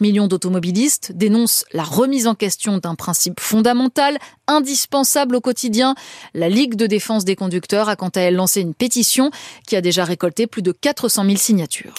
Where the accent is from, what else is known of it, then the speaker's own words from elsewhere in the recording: France; Chez nous, en France